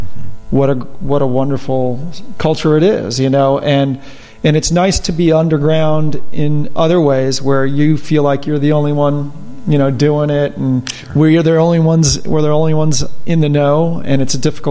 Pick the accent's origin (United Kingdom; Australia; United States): United States; Sparkill, New York; I grew up in Spark Hill, New York, right across the street from a cemetery